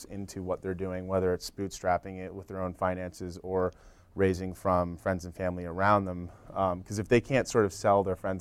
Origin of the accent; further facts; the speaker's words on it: Northeast, United States; We're sort of from the Northeast. We have a network there, friends and family